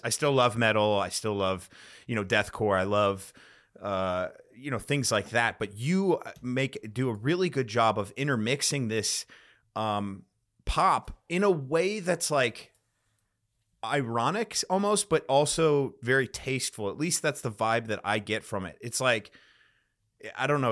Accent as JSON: {"language": "English", "town": "Chicago", "region": "Illinois", "country": "United States", "moved": "yes", "lives_now": "Austin, United States", "said": "I'm from Chicago originally or the suburbs of Chicago"}